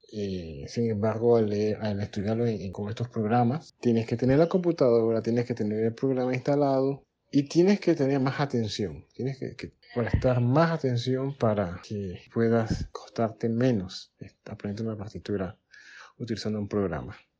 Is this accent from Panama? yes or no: yes; Colón, Panama; soy panameño, nací en la ciudad atlántica del país, en Colón